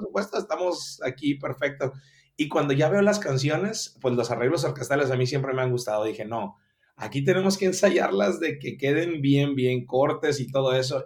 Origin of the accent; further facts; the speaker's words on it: Mazatlán, Sinaloa, Mexico; now in Culiacán, Mexico; yo soy originario de Mazatlán, Sinaloa, pero nos venimos aquí a vivir desde el 1996 a, la edad de 12 años míos